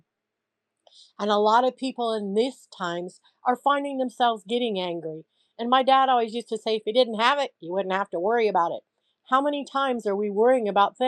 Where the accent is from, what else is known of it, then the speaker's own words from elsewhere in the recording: Central Illinois, United States; I came from a poor farm family, but I came from Central Illinois in the USA